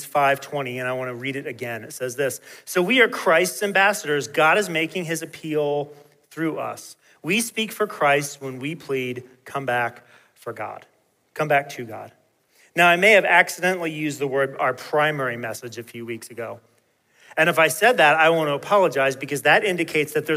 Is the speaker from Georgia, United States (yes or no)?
yes; Peachtree City, Georgia, United States; When I was growing up in Peachtree City, Georgia